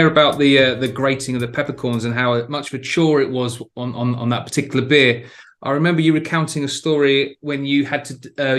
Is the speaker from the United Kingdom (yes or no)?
yes; Plymouth, South West England, United Kingdom; I grew up in Plymouth, so I know Exeter quite well.